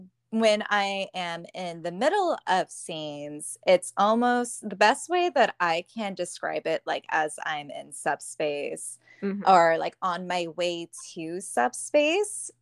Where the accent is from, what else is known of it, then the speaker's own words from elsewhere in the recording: right outside of the Bay Area, California, United States; now in Sacramento, United States; I grew up in California, right outside of the Bay Area, and I moved to Sacramento